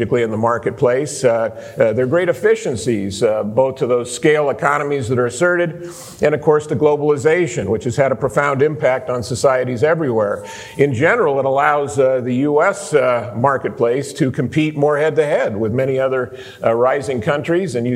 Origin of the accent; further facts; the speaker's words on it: Los Angeles, California, United States; I'm from Los Angeles